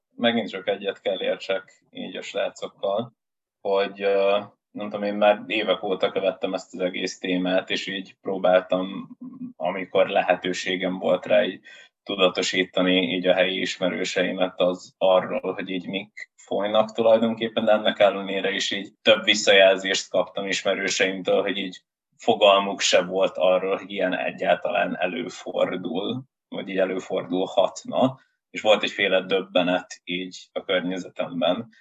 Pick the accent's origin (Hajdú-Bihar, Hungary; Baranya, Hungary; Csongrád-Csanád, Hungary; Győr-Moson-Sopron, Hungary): Győr-Moson-Sopron, Hungary; Győr; én igazából Győrben nőttem föl vidéken